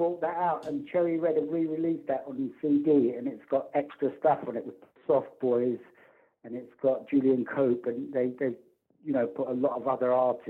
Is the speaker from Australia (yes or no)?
no; London, United Kingdom; I said, I come from London.